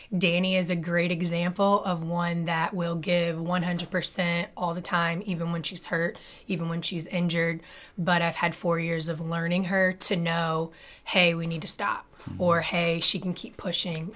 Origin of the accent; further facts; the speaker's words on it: Memphis, Tennessee, United States; moved away as an adult; also born or lived in North Carolina / South Carolina / Indiana; I'm actually born and raised in Memphis, Tennessee